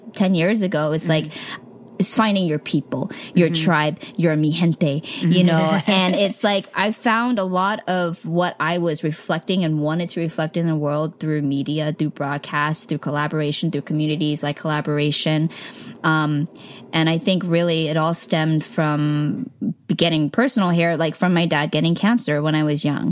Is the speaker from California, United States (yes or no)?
yes; the Bay Area, California, United States; moved away as an adult; now in Los Angeles, United States; growing up in the Bay, you know, it was kind of before the crazy, crazy tech boom.